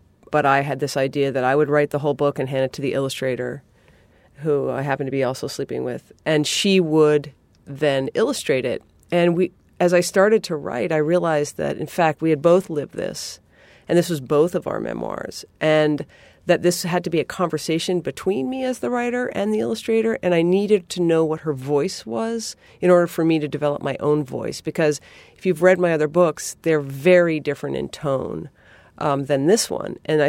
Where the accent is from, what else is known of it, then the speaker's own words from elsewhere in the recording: New England, United States; I mean, I'm from New England.